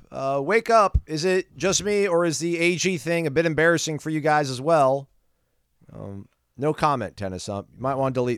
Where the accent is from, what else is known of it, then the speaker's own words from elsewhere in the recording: Fort Pierce, Florida, United States; born there; moved away; I was born in Fort Pierce, but I haven't been back in 40 years. So, but y'all can claim me.